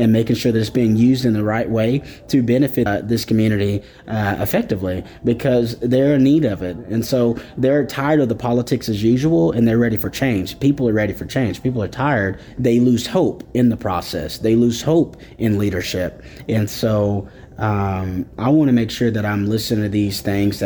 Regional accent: Wagoner, Oklahoma, United States; I'm from Wagner, Oklahoma.

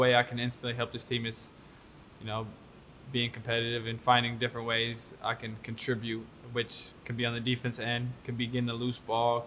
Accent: Portland, Oregon, United States; I'm from Portland

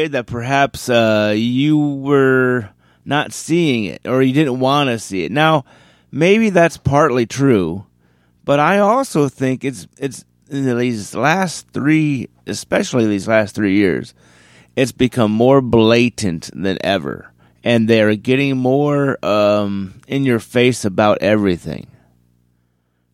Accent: Cleveland, Ohio, United States; My hometown

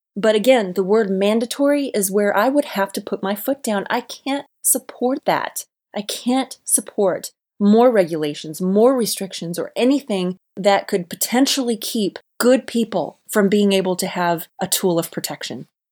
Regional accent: Alabama, United States; my home state of Alabama

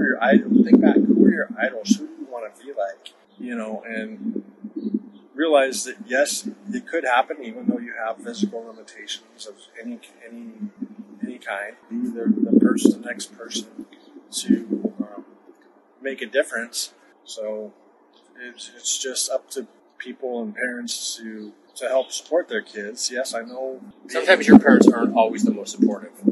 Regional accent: Nebraska, United States; born there; also born or lived in Arizona; born in Nebraska, so I'm a native Cornhusker.

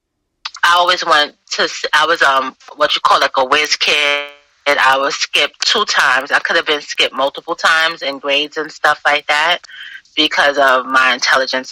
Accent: New York City, New York, United States; born and raised in Brooklyn, New York City

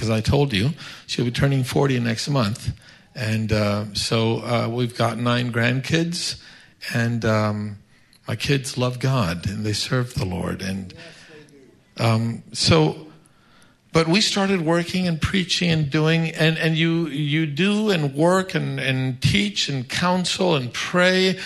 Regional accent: Florida, United States; moved away as an adult; also born or lived in Tallahassee, Florida; now in Mexico; I grew up in the States

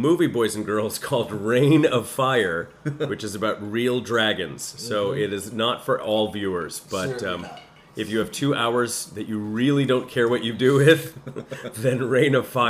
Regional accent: Rochester, New York, United States; now in Toronto, Canada; In upstate New York in a town called Rochester.

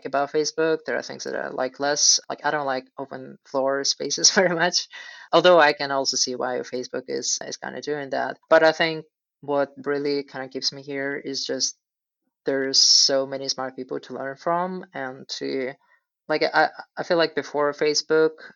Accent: Russia; moved away; I'm originally from Russia

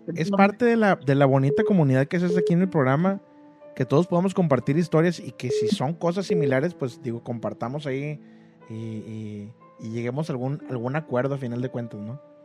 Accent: Monterrey, Nuevo León, Mexico; en Monterrey acostumbramos

